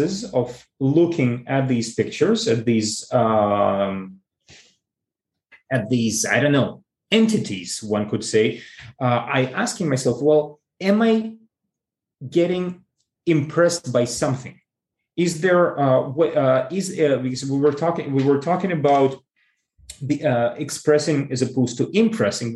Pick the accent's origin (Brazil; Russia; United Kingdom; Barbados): Russia; Saint Petersburg; moved away; I was born in St. Petersburg, and my native museum, if one can say this way, is the Hermitage